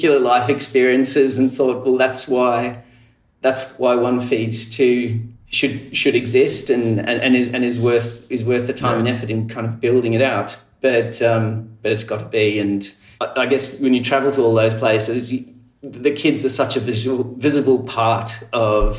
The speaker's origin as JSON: {"language": "English", "region": "country New South Wales", "country": "Australia", "tie": "born or raised there", "also_born_or_lived": "Zimbabwe / South Africa", "said": "Essentially a kid from country New South Wales in Australia"}